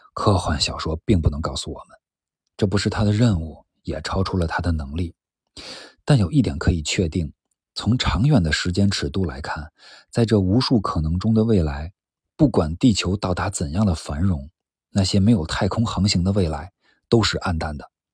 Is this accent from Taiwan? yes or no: no; China; 我们这一代在上世纪六十年代出生于中国的人